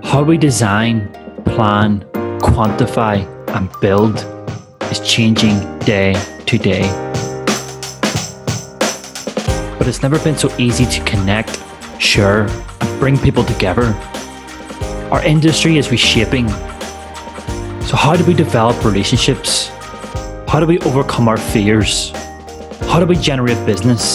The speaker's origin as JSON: {"language": "English", "country": "Ireland", "said": "As an Irishman"}